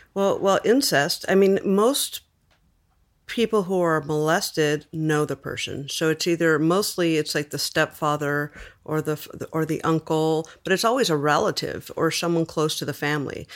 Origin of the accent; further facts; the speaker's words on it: Los Angeles, California, United States; I was born in East L